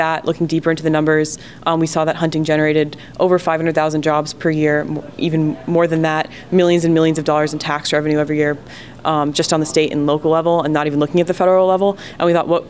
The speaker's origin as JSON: {"language": "English", "region": "New Jersey", "country": "United States", "moved": "yes", "said": "I'm originally from New Jersey, where there's a pretty big deer overpopulation problem."}